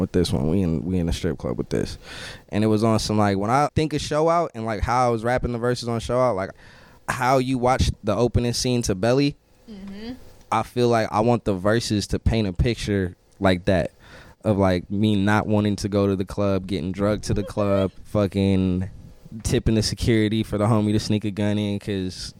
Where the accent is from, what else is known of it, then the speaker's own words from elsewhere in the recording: Northern California, United States; we're from Northern California